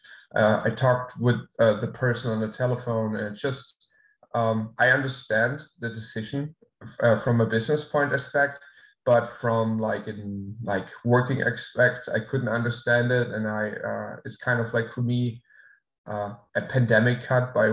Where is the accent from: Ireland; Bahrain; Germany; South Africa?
Germany; moved away as an adult; also born or lived in England; now in Florida, United States; move back to my hometown